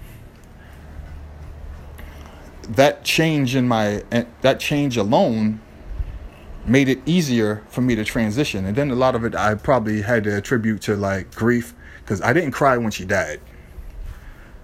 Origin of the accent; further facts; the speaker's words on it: Boston, Massachusetts, United States; growing up in Boston